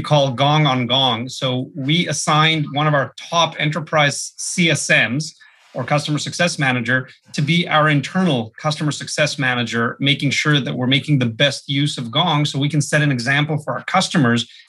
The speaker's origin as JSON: {"language": "English", "country": "Israel", "tie": "born or raised there", "moved": "as an adult", "lives_now": "San Francisco, United States", "said": "I'm a first generation Israeli"}